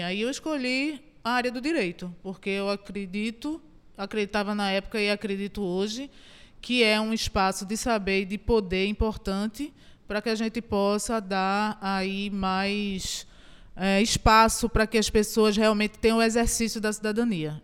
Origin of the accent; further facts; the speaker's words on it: Goiana, Pernambuco, Brazil; eu nasci em Goiânia. Então eu digo que eu sou uma heroína de Itajucupapo